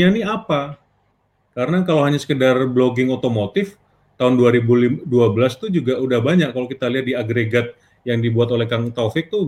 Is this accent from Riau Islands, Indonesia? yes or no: no; Pontianak, West Kalimantan, Indonesia; dulu kan saya lahir besar di Pontianak ya, namanya kota kecil itu kan motor tuh penting banget ya